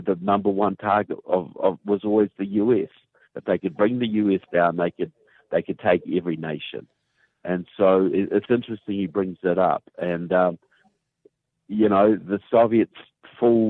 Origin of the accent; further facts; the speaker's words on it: New Zealand; accent: southern; as you can tell by my southern accent, I'm from New Zealand